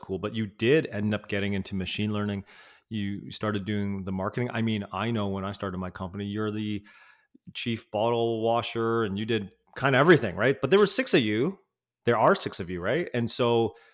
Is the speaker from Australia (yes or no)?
no; Vancouver, British Columbia, Canada; Like Vancouver